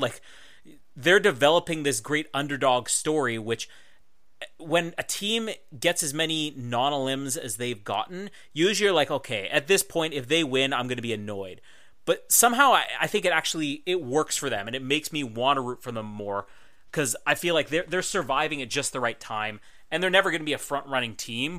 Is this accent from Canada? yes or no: yes; Manitoba, Canada; I'm from Manitoba